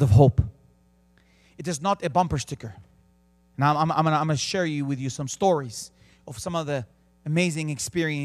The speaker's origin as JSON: {"language": "English", "town": "Bethlehem", "region": "West Bank", "country": "Palestine", "tie": "born or raised there", "also_born_or_lived": "Jerusalem", "said": "I was born in Jerusalem. I grew up in the city of Bethlehem."}